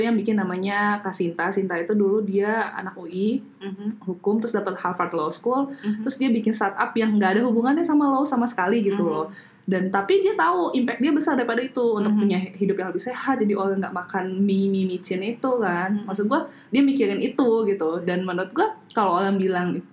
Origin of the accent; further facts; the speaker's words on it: Indonesia; gue orang Indo banget